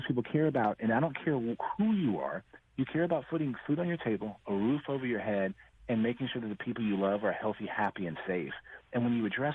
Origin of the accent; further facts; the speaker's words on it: Texas, United States; Texas, my home state